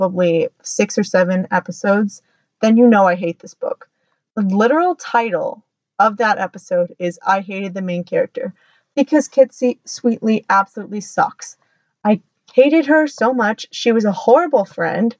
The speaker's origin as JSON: {"language": "English", "country": "United States", "said": "I'm American"}